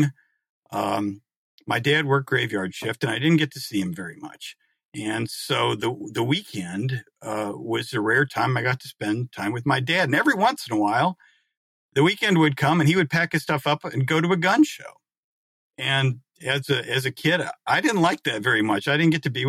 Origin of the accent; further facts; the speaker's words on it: Marion, Iowa, United States; I grew up in eastern Iowa, in Marion, Iowa, which is a little town next to Cedar Rapids